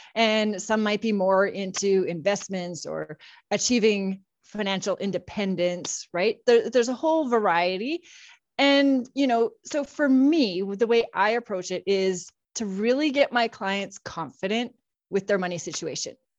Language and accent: English; Saskatchewan, Canada; moved away as an adult; now in Calgary, Canada; I live in Calgary now with my husband, and I've got two teenagers, but I grew up in Saskatchewan